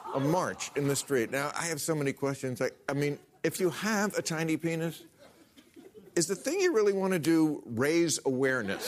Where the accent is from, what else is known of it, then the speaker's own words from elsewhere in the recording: New Jersey, United States; in New Jersey, my home state